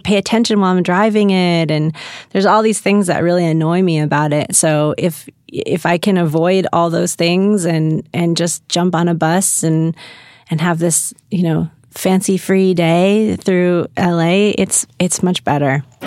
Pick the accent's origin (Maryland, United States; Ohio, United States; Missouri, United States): Missouri, United States; St. Louis; now in Los Angeles, United States; I grew up in Saint Louis